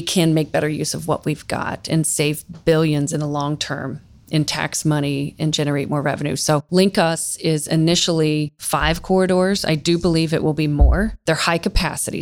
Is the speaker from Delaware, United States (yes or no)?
no; Central Ohio, United States; Born and raised in Central Ohio, have lived in a few different places, but Columbus is my home.